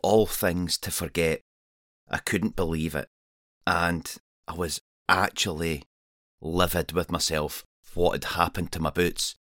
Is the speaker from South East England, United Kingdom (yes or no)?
no; Scotland, United Kingdom; I'm a Scottish wild camper and adventurer